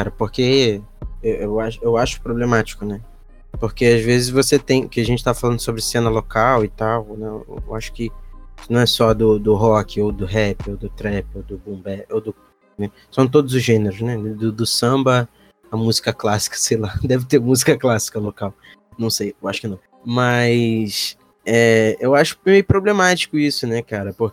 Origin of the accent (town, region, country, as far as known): Rio de Janeiro, Brazil